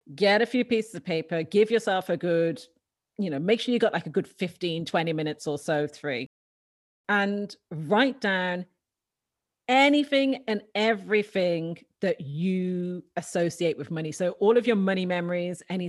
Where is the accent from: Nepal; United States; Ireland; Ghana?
Ireland; Dublin, Leinster; I grew up in Dublin in Ireland, and I was an only girl.